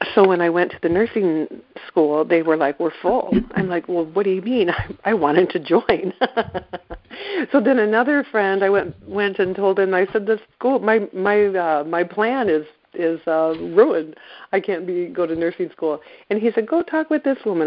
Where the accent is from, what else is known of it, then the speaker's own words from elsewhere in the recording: East Central Iowa, United States; moved away as an adult; now in Northampton, United States; I grew up in East Central Iowa